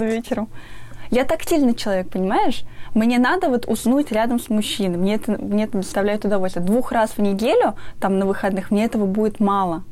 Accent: Ufa, Bashkortostan, Russia; а я из Уфы

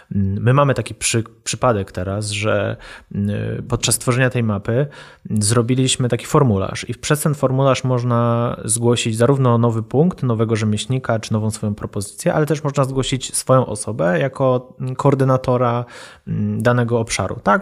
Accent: Kraków, Lesser Poland, Poland; ja się wychowałem na starym ruczaju

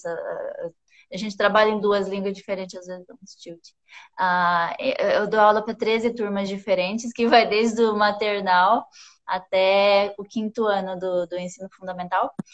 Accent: Campo Grande, Mato Grosso do Sul, Brazil; Eu nasci em Campo Grande, Mato Grosso do Sul. Uh, morei em várias cidades lá, que eu sou filha de pastor, meio nômade.

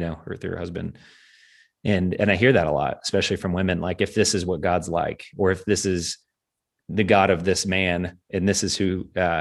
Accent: Kentucky, United States; moved away; in my home country, in my home space of Kentucky

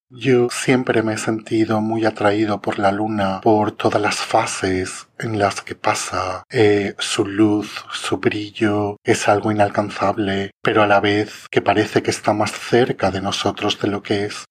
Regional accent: Jávea, Valencian Community, Spain; en Javea en mi pueblo

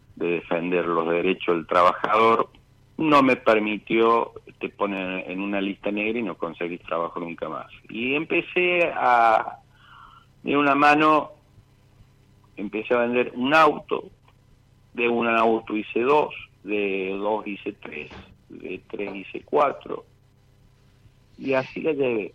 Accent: Villa Mercedes, San Luis, Argentina; also born or lived in Buenos Aires; siempre fuimos de Villa Mercedes.

